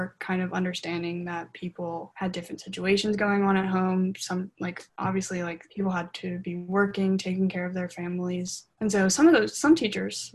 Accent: Mississippi, United States; I grew up in Mississippi

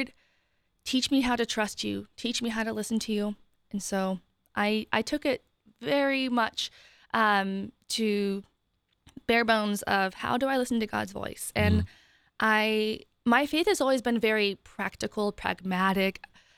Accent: Ohio, United States; now in Columbus, United States; I grew up in Northeast Ohio, and I moved here 5.5 years ago for my job that I'm still at Center for Christian Virtue.

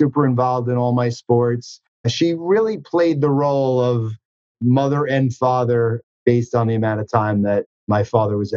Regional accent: Huntington, New York, United States; I grew up in Huntington, Long Island, not far from where I am right now

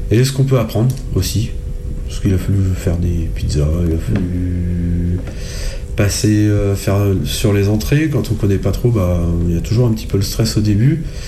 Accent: Selles-sur-Cher, Centre-Val de Loire, France; je viens de Celle-sur-Cher.

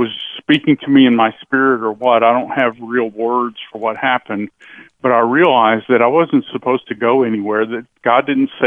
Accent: United States; I was born in America

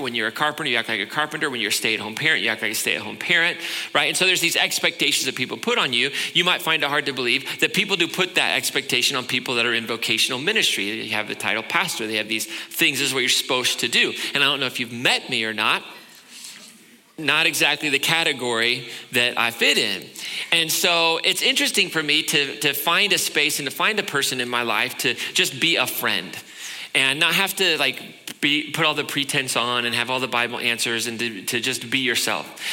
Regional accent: Indianapolis, Indiana, United States; moved away; I grew up in Indianapolis.

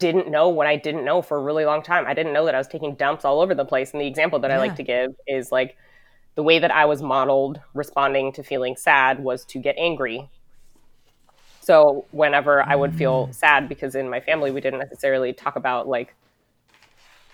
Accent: United States; I was born and raised in the United States

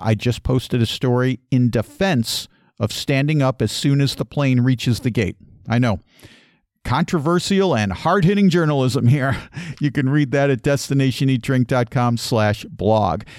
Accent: Chicago, Illinois, United States; I grew up in Chicagoland

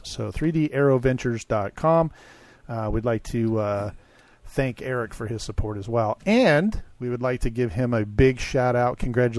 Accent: Arizona, United States; from Arizona, visiting Texas.

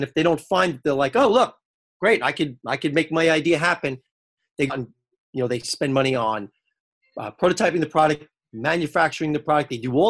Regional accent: New York, United States; I'm from New York.

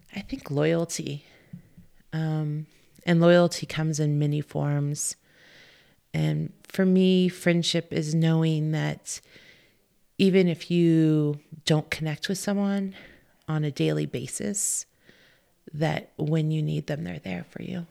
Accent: Southern California, United States; moved away as an adult; also born or lived in Montana; now in Bozeman, United States; I grew up in Southern California.

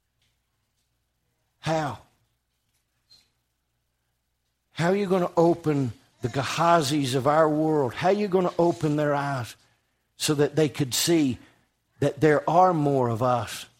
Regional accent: United States

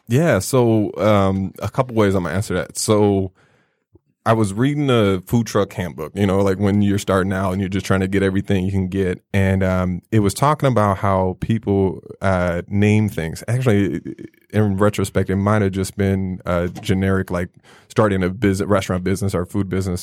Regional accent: Chicago, Illinois, United States; growing up in Chicago

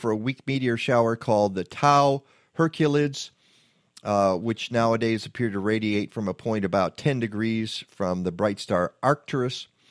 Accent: Detroit, Michigan, United States; when I grew up in Detroit, and I went to the Detroit Zoo.

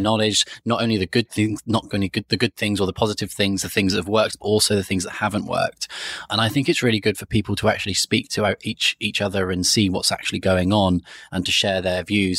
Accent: Cornwall, South West England, United Kingdom; moved away as an adult; also born or lived in Sheffield; now in London, United Kingdom; originally, I'm from a county called Cornwall, which is in England, southwest of England.

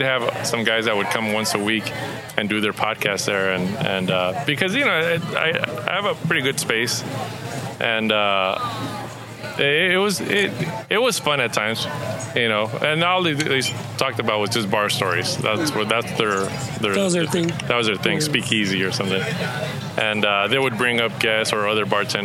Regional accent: Los Angeles, California, United States; I grew up in Boyle Heights, East LA, borderline

